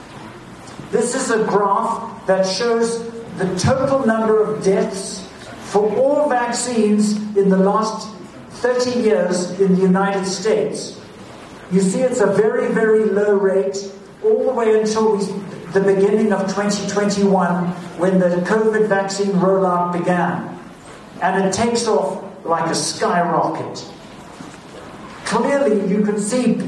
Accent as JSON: {"language": "English", "region": "British Columbia", "country": "Canada", "said": "we as British Columbians"}